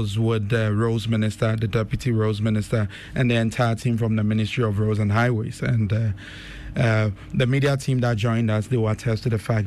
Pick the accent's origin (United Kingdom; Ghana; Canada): Ghana; Kumasi, Ashanti; moved away as an adult; also born or lived in Kumawu / United States; I was born in Kumase. At Old Tafo. Yes, my parents, Mr. Francis Kwajani, and my mom, Mercy Opoku. So I was raised in Tafo for some years. Then we moved to Bokrom Estate, also in the mention of in Kumasi as well.